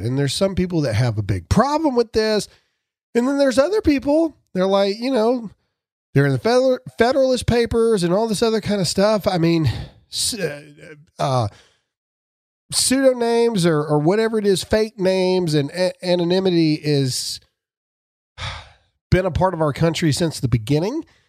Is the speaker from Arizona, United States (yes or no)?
no; Mississippi, United States; I'm from Mississippi